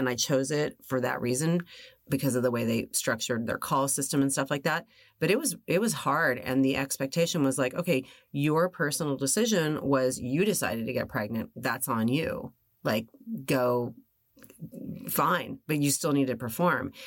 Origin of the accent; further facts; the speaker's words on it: Los Angeles, California, United States; I was born and raised here